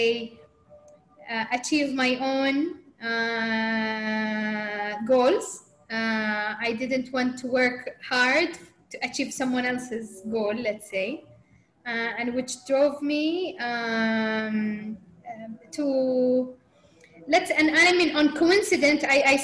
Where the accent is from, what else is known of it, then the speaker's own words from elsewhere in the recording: Saudi Arabia; growing up in Saudi in that time, where, I mean, that wasn't typical route for a Saudi girl